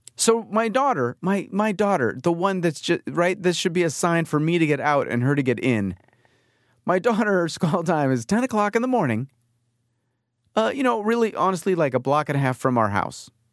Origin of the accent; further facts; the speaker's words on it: New York, United States; moved away as an adult; now in California, United States; we grew up in New York